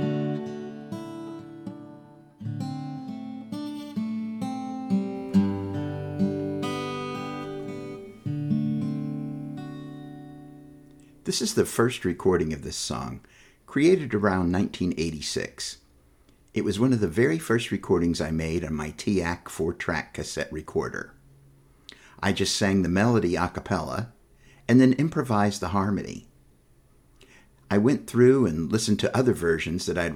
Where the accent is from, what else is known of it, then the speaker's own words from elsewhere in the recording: Knoxville, Tennessee, United States; I was born in Knoxville, in the East Tennessee Valley. When I was growing up, pretty much the first question you asked people was not, where do you go to school, but rather, where do you go to church?